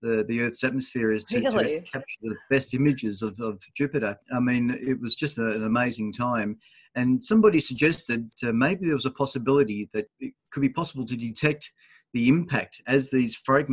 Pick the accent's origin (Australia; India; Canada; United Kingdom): Australia; Dandenong, Victoria; where I was born in Dandenong here